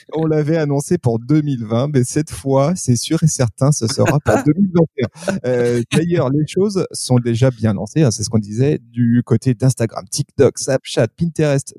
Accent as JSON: {"language": "French", "country": "France", "said": "chez nous en France"}